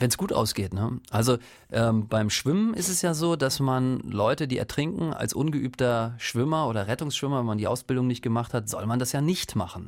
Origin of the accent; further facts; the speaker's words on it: Northern Germany, Germany; ich komme ja aus dem Norden